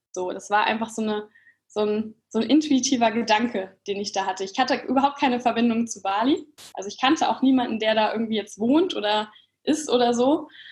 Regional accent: Kassel, Hesse, Germany; moved away as an adult; also born or lived in Frankfurt; Ich komme ursprünglich aus Kassel oder aus der Nähe von Kassel

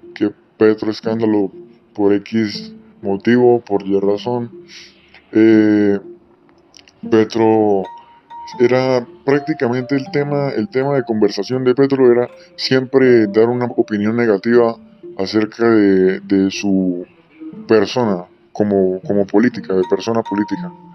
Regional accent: Colombia; como sociedad, como Estado colombiano libre que somos

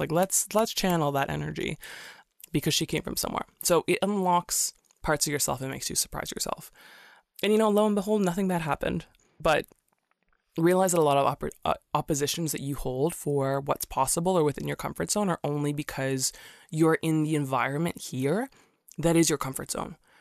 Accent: Canada; also born or lived in Singapore; I'm from Canada

